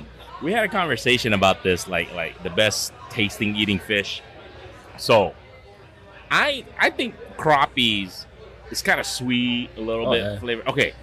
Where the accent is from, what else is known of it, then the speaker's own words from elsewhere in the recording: Iowa, United States; Not just because I'm from Iowa